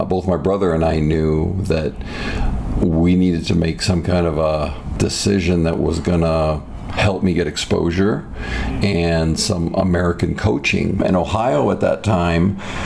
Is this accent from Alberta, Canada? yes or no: no; Toronto, Ontario, Canada; now in United States; my childhood was great. It was just it was in the Greater Toronto area